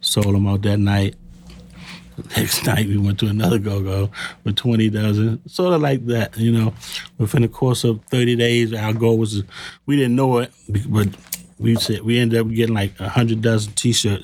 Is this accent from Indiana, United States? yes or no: no; Washington, District of Columbia, United States; I grew up in the lower part of Northwest D.C., down by what you would call Dunbar High School